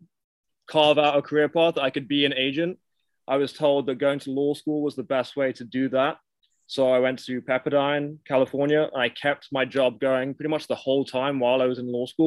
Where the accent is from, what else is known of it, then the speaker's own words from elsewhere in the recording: United Kingdom; also born or lived in Miami, United States; now in United States; I am British. I have been in America for 10 years at this point